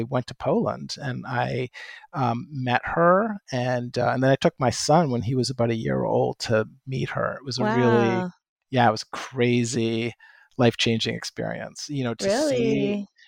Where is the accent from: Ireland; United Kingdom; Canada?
Canada; moved away; I grew up in Canada. In fact, I was just back there. And so if house and a boat come out as I talk, that's why